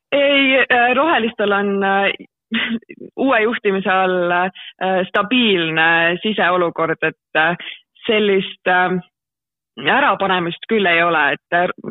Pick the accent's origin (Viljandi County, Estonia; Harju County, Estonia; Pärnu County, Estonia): Harju County, Estonia; Tallinn; moved away as an adult; now in Tartu, Estonia; ma olen üles kasvanud Tallinnas